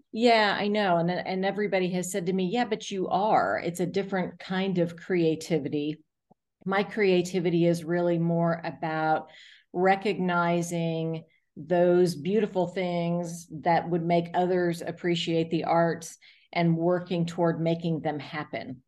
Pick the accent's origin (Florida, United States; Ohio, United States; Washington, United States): Florida, United States; South; now in Atlanta, United States; I grew up in South Florida